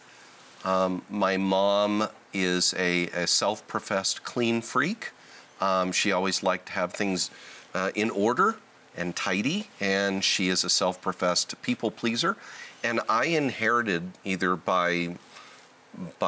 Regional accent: Southern California, United States; I was born and raised in Southern California, still live in Southern California.

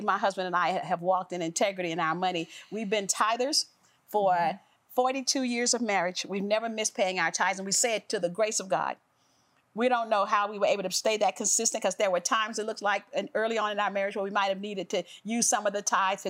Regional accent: the South, United States; I grew up in the South

